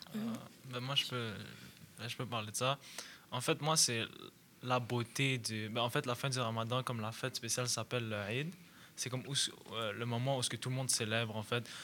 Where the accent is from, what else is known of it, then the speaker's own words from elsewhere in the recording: Montreal, Quebec, Canada; je suis canadien d'origine libanaise, alors je suis né ici